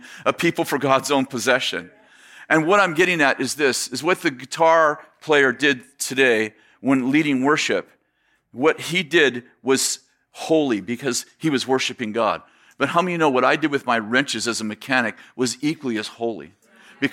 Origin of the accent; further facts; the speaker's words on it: San Jose, California, United States; moved away as an adult; also born or lived in Weaverville, California; I grew up in the Bay Area in San Jose, Sunnyvale area